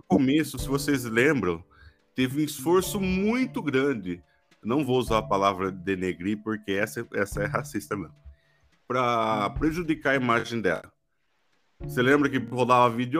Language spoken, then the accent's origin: Portuguese; Santa Bárbara d'Oeste, São Paulo, Brazil; accent: caipira; eu, cidadão médio do interior de São Paulo, morador de Santa Bárbara do Oeste